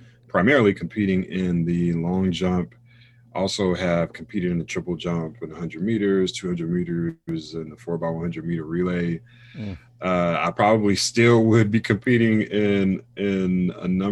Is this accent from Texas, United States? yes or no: no; Raleigh, North Carolina, United States